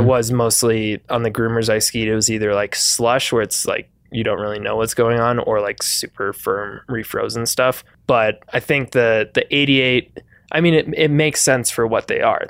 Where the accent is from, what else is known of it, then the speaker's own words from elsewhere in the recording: Wisconsin, United States; moved away; I'm from Wisconsin